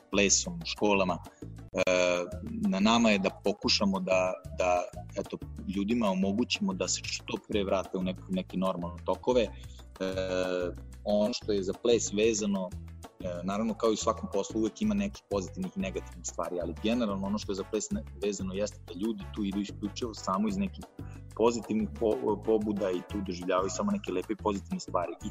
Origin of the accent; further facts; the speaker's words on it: Serbia; ovde kod nas u Srbiji